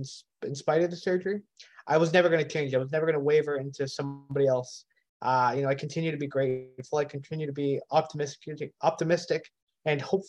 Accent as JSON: {"language": "English", "town": "Hamilton", "region": "Ontario", "country": "Canada", "tie": "born or raised there", "said": "Grew up in Hamilton, born and raised"}